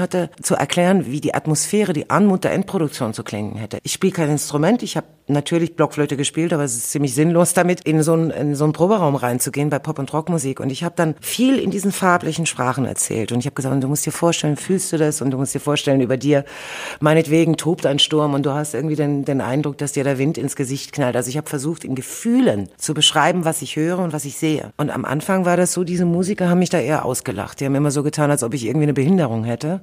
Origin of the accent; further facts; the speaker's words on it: Germany; also born or lived in Soviet Union (born); ich kam mit fünf Jahren nach Deutschland